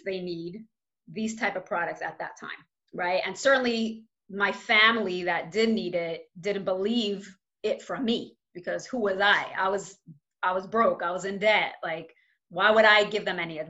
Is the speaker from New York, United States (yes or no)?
yes; New York City, New York, United States; I grew up in Crown Heights